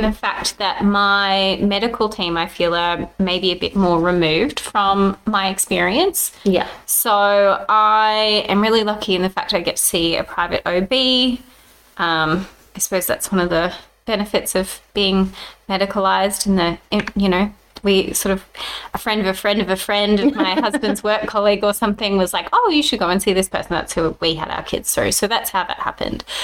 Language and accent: English; Brisbane, Queensland, Australia; because I grew up in Brisbane